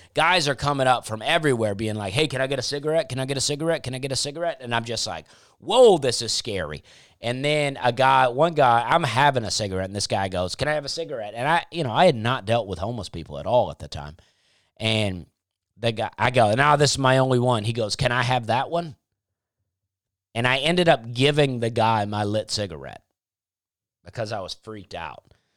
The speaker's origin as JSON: {"language": "English", "region": "Alabama", "country": "United States", "tie": "born or raised there", "also_born_or_lived": "Charleston, South Carolina", "moved": "as an adult", "said": "growing up in the South"}